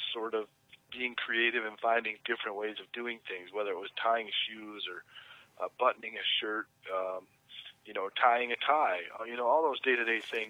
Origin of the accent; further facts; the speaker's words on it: Flint, Michigan, United States; I grew up in Flint, Michigan, which is famous